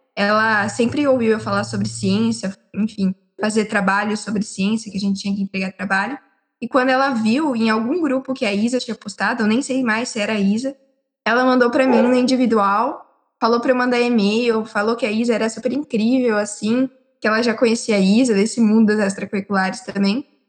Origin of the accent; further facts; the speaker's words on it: Limeira, São Paulo, Brazil; Eu sou da cidade de Limeira e eu moro em Limeira